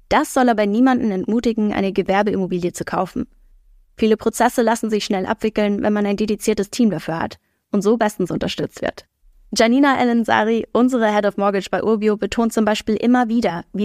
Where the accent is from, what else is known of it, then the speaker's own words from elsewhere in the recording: Hamburg, Germany; Ich komme aus Hamburg